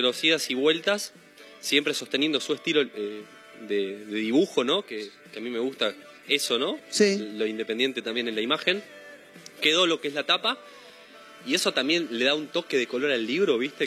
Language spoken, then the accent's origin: Spanish; Ituzaingó, Buenos Aires Province, Argentina; moved away as an adult; also born or lived in Haedo / Ramos Mejía / Morón; now in Mar del Plata, Argentina; soy nací en Aedo, toda mi vida viví en el oeste, en Ituzaingó más que nada. Sí. En Ramos Mejía, Morón, toda la zona conurbano